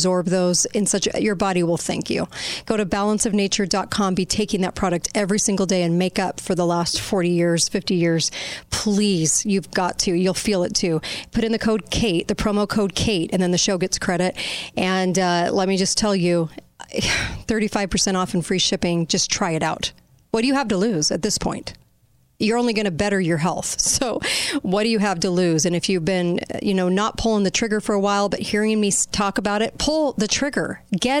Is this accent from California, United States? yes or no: yes; California, United States; I look back on high school growing up in California, and I got no education